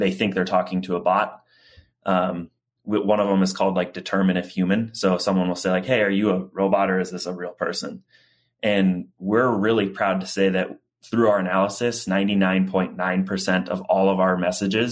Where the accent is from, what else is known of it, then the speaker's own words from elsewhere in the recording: Des Moines, Iowa, United States; I grew up in Des Moines, a little suburb of Des Moines, Iowa.